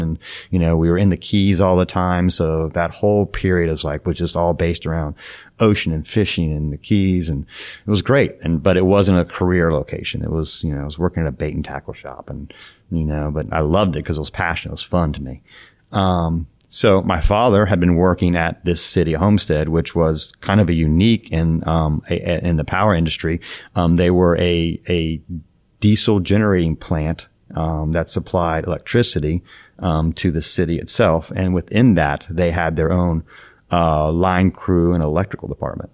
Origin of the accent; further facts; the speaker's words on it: Ohio, United States; also born or lived in West Virginia / South Florida; now in Palm Beach Gardens, United States; born and raised in Ohio